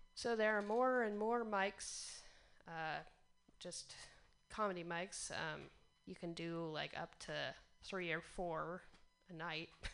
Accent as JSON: {"language": "English", "town": "Portland", "region": "Oregon", "country": "United States", "said": "I'm from Portland, Oregon"}